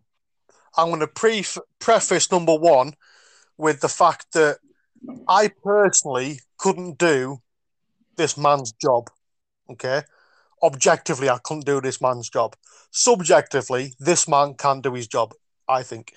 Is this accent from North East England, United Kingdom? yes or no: yes; Geordie, North East England, United Kingdom; I am Geordie